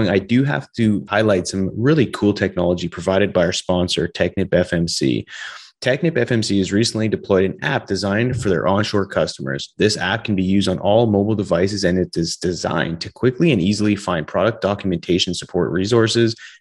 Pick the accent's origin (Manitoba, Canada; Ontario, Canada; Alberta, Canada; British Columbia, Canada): British Columbia, Canada; growing up in British Columbia